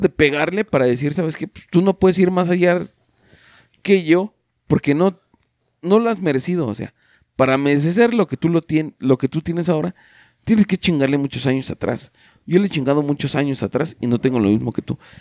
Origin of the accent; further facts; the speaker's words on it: Mexico; como mexicanos